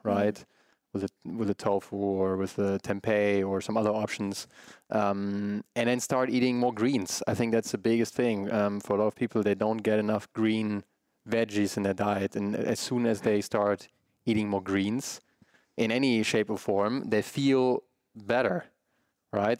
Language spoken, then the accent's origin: English; Germany; my parents coming from Germany, growing up in Germany, um, a big meat household